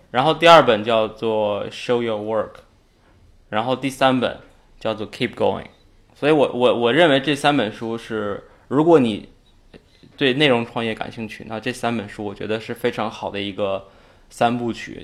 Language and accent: Chinese; Inner Mongolia, China; also born or lived in Hohhot; 我是来自内蒙古，然后我，我觉得那就是我的家。呃，我们总是会，到在，回到国内，我们总是会回到那边去，去住嗯。而且我每年至少有半年的时间是在那，在那边